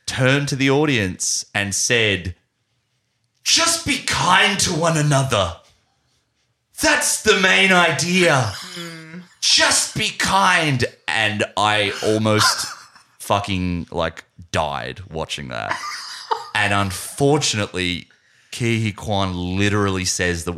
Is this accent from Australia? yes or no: yes; Australia; we're Australian